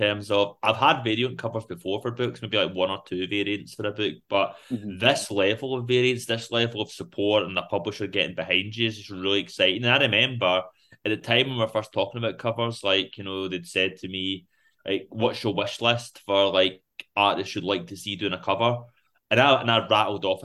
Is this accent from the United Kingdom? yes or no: yes; Rutherglen, Scotland, United Kingdom; also born or lived in Glasgow; I grew up in Rutherglen